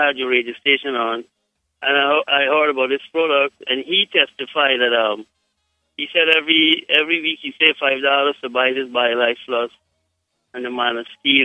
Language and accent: English; Guyana; I am from Guyana, but I have, my wife is from Jamaica.